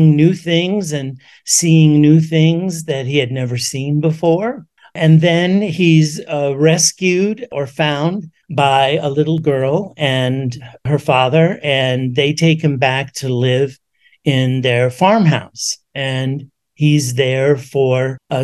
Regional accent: New York City, New York, United States; I grew up in the Bronx in New York City

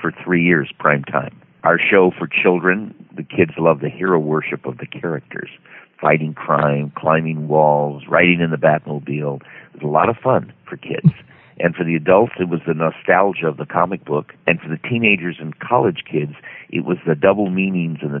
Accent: Beverly Hills, California, United States; I grew up in Beverly Hills, California

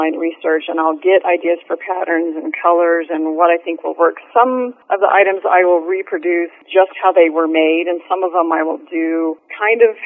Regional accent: Utah, United States; I grew up in Utah

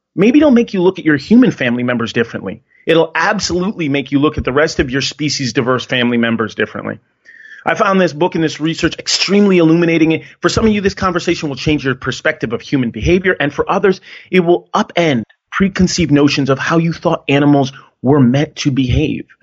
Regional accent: Connecticut, United States; I grew up in Connecticut

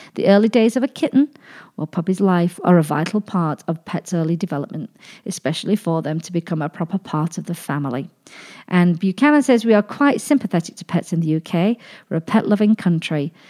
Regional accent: United Kingdom; moved away as an adult; also born or lived in Pittsburgh / Nashville; now in Las Vegas, United States; this British girl ended up here

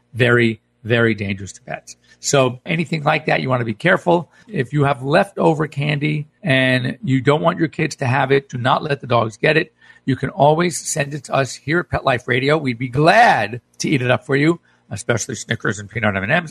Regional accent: California, United States; I was coming from California.

